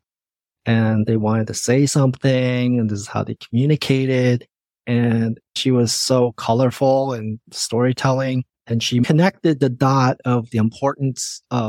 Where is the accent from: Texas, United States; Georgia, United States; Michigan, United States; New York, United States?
Michigan, United States; moved away as an adult; also born or lived in Indiana; now in Seattle, United States; Even through high school, I was growing up in the Midwest